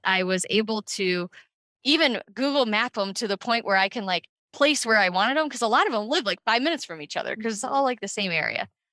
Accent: Cleveland, Ohio, United States; I'm from Cleveland, Ohio.

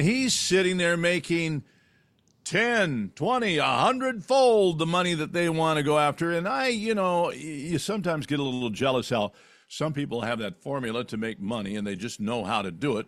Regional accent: California, United States; when I was a kid growing up in California

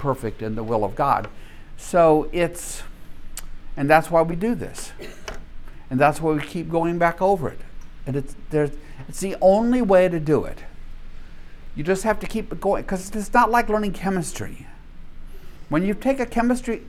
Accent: Minden, Louisiana, United States; I'm from Minden, Louisiana

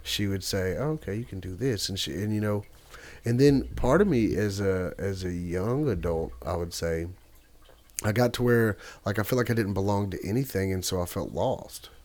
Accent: Nashville, Tennessee, United States; I'm from Nashville, Tennessee. Love my city.

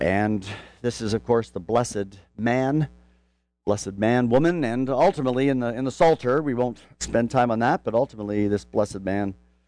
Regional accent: Canada; now in Louisville, United States; I come from Canada

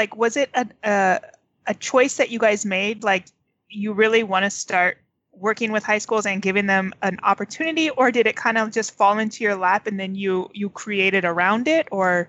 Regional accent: Southern California, United States; growing up in Southern California, we had so many opportunities to see theater because we are so close to San Diego and so close to Los Angeles.

